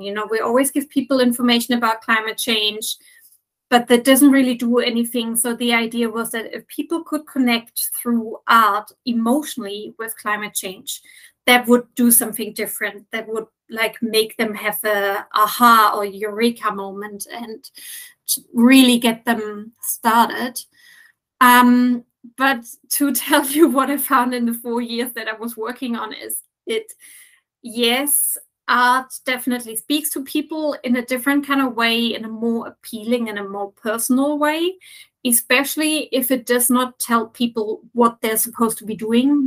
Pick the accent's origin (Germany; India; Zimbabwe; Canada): Germany; also born or lived in United Kingdom / Dutch Caribbean / Norway; now in Athens, Greece; I am originally from Germany, but I have lived in several other countries like the UK, the Dutch, Dutch Caribbean, and Norway before. And I'm since five years now in Athens